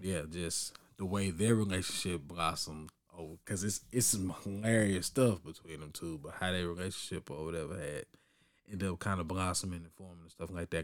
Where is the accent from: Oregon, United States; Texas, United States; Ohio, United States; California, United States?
Texas, United States; Orange; growing up in Orange